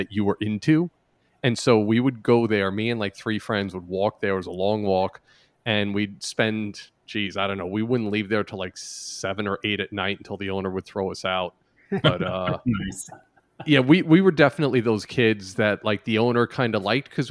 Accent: New York City, New York, United States; I grew up in the Bronx

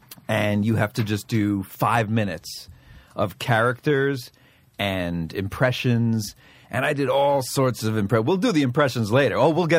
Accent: Bronx, New York, United States; I grew up in the – I don't know. A lot of people don't know this, but I'm from the South Bronx.

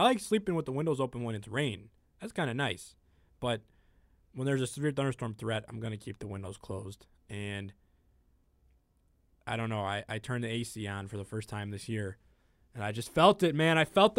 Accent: Chicago, Illinois, United States; You like me because I'm from Chicago.

